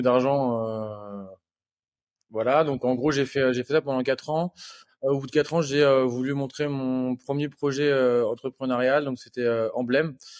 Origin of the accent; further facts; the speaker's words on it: Normandy, France; je suis normand d'origine